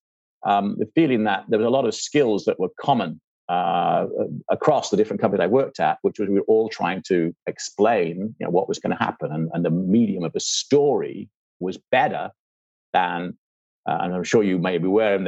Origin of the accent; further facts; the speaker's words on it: England, United Kingdom; also born or lived in California; I'm English, you can tell that, and that, you know, grew up in England